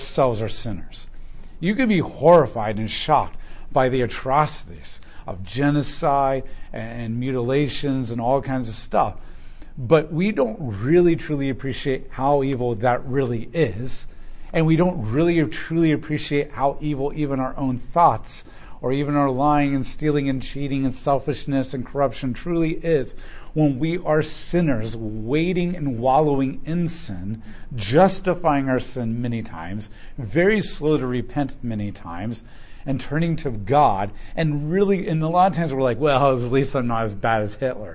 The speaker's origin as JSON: {"language": "English", "country": "United States", "said": "as an American nation"}